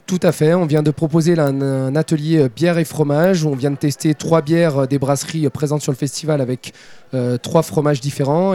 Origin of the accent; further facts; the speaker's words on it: Saint-Étienne, Auvergne-Rhône-Alpes, France; also born or lived in Deux-Sèvres; now in Parthenay, France; originaire de Saint-Étienne, pas très loin d'Avez, et aujourd'hui je suis installé dans les Deux-Sèvres, à côté de Partenay